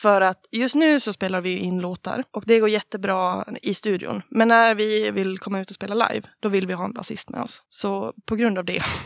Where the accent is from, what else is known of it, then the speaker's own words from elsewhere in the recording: Falun, Dalarna County, Sweden; Jag är från Falun